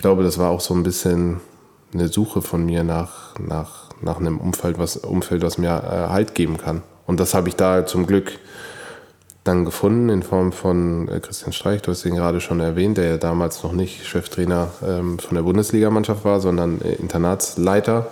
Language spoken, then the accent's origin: German; Karlsruhe, Baden-Württemberg, Germany; geboren bin ich in Karlsruhe